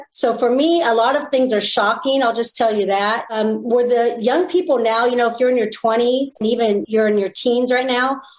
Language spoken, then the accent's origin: English; California, United States; I'm from California. So, you know, it's very liberal